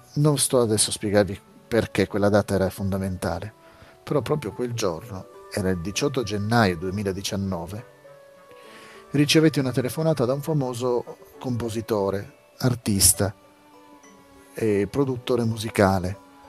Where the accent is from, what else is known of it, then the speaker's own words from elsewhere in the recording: Italy; in Italia, mio paese natio, paese in cui vivo